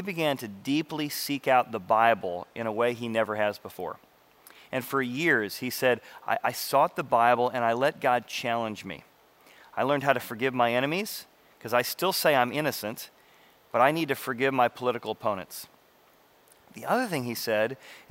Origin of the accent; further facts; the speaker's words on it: Illinois, United States; I grew up in Illinois